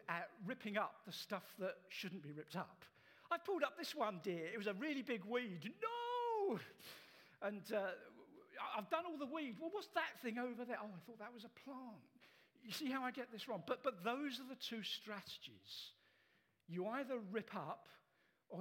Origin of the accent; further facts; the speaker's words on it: England, United Kingdom; as Western English people